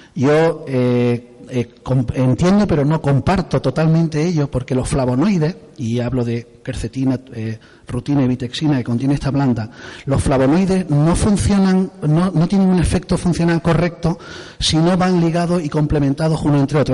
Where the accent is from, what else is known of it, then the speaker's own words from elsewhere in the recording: Torrox, Andalusia, Spain; soy de Torrox, soy de, del pueblo de aquí al lado